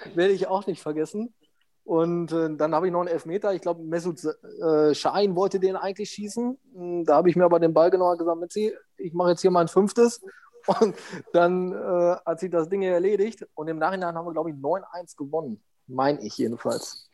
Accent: Steinhagen, North Rhine-Westphalia, Germany; ich wollte dann wieder in mein Heimatdorf. Mm, meine Mutter wohnte noch hier, mein, mein Bruder

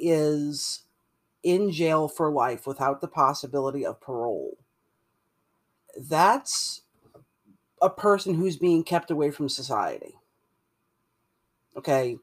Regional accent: Louisiana, United States; I'm from Louisiana

